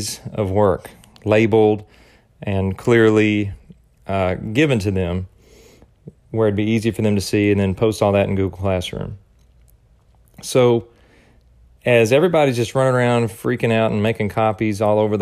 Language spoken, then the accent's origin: English; United States; being an American